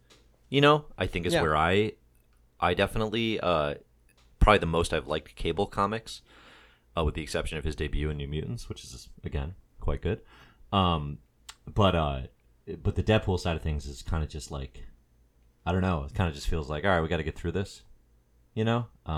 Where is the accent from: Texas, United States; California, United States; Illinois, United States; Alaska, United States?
Illinois, United States; Chicago; accent: Chicago; All right, make fun of my Chicago accent.